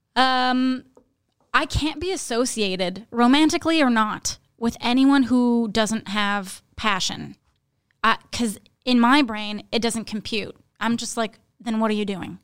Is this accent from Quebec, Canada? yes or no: yes; Laurentians, Quebec, Canada; now in Montreal, Canada; I grew up up north in Laurentians of Quebec